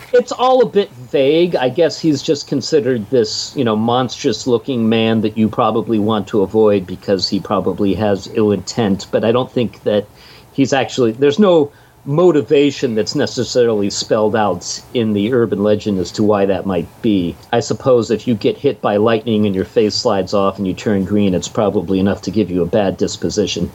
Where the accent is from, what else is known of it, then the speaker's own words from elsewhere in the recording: Pittsburgh, Pennsylvania, United States; I come from Pittsburgh